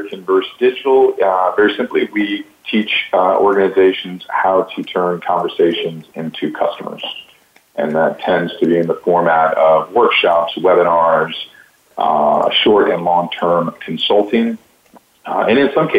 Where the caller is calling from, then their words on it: New Orleans, Louisiana, United States; I'm calling from New Orleans, Louisiana